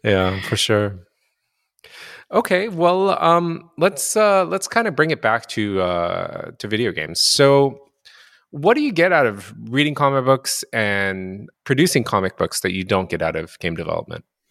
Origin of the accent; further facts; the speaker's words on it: Japan; moved away; also born or lived in North America; I grew up in Japan, so I grew up reading Japanese comic books